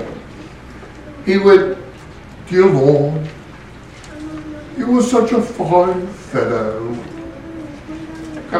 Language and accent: English; West Coast, United States; moved away; I grew up on the West Coast